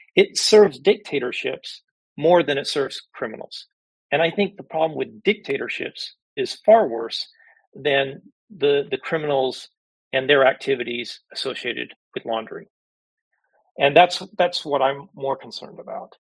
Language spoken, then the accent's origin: English; United States; I'm an American